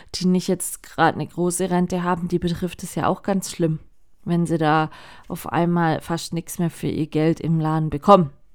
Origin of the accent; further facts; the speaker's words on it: Baden-Württemberg, Germany; hier bei uns in Baden-Württemberg